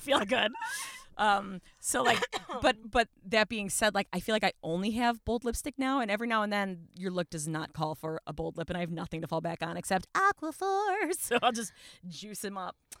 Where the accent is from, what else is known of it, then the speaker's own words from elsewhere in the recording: Buffalo, New York, United States; I grew up in Buffalo